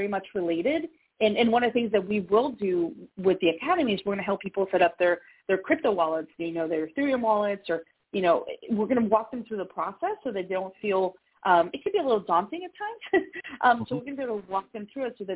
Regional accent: Atlanta, Georgia, United States; moved away; It's my hometown

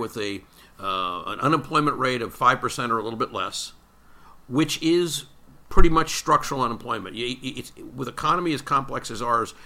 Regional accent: United States; as an American citizen

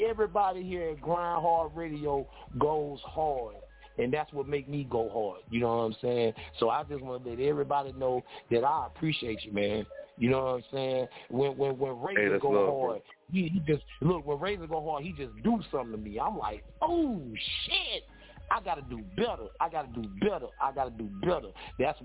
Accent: the South, United States; I'm from the South.

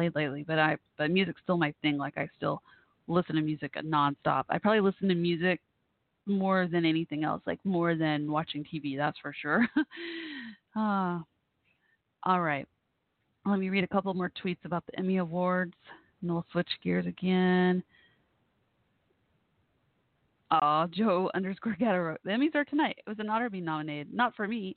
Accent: Dallas, Texas, United States; I'm from Dallas, Fort Worth

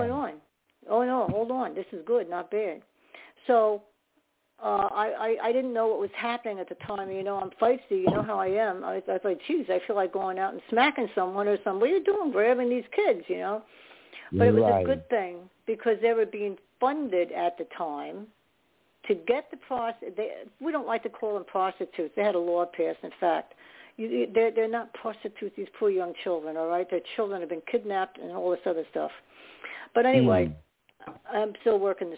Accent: New York, United States; I was born in New York

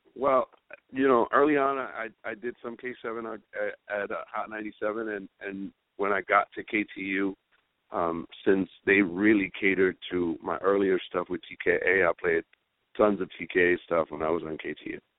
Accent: New York City, New York, United States; we we grew up in Spanish Harlem

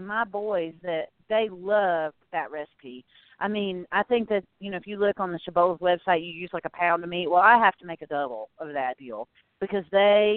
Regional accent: the South, United States; I grew up in the South.

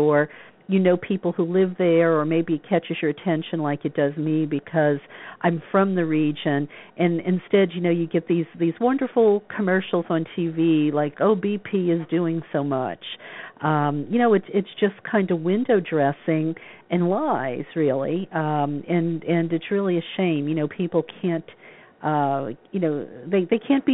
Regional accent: New Orleans, Louisiana, United States; I'm from New Orleans

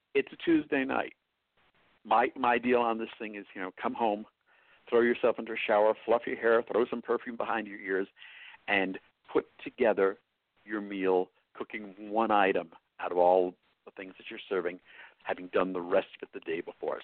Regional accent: New York, United States; accent: New York; now in New Mexico, United States; my New York accent

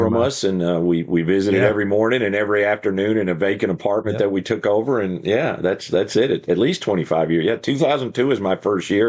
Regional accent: Croton-on-Hudson, New York, United States; moved away; New York, 40 miles north of New York City, a little town called Croton on Hudson, right across the river from kind of West Point. So yeah, my dad worked in the city. So I'm from there, came to Texas in 1976.

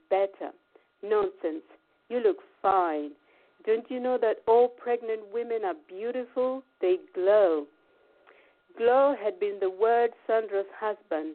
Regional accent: Chinhoyi, Mashonaland West, Zimbabwe; moved away as an adult; now in England; Growing up in Zimbabwe

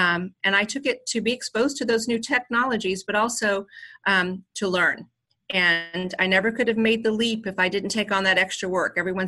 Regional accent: Scotland, United Kingdom; Because I'm from Scotland and I always practice the Southern voice

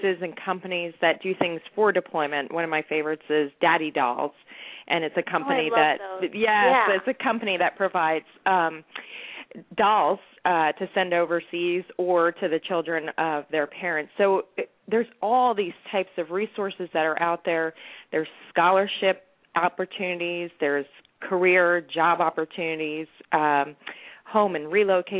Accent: New Jersey, United States; I'm from New Jersey, and all my relatives are from New York

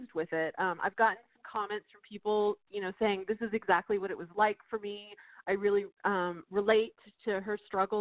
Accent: Texas, United States; my home state

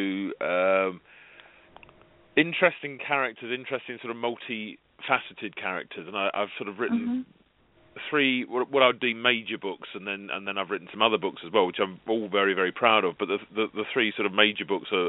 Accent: United Kingdom; us Brits

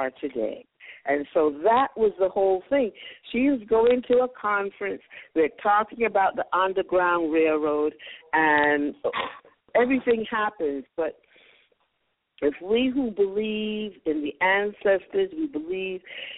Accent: United States; also born or lived in Barbados (ancestry); now in Ghana; I was born in America of Barbadian parents

